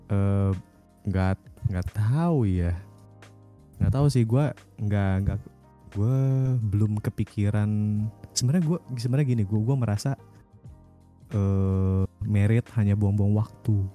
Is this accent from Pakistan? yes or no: yes; Pakistan; pengen ke Pakistan gitu kan ke tempat asal gue